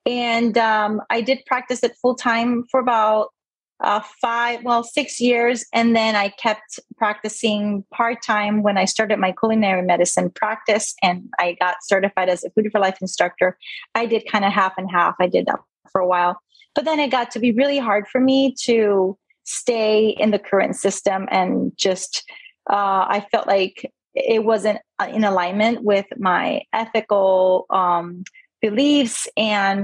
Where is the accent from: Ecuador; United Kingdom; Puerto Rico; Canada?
Puerto Rico; moved away as an adult; also born or lived in Indiana / Maryland / Pennsylvania; now in Sarasota, United States; So I was born and raised in Puerto Rico. And I actually left when I was 18 to go to college at Purdue University.